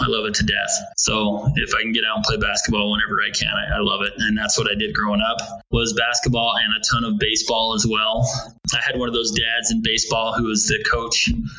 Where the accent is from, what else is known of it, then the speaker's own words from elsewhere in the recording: Pocatello, Idaho, United States; moved away as an adult; now in St. George, United States; I'm originally from Idaho, a little town called Pocatello, Idaho. It's kind of just outside of Yellowstone National Park. So 42 years old, so I'm a master player. I was born in Idaho, and I went to college in Idaho at Idaho State University.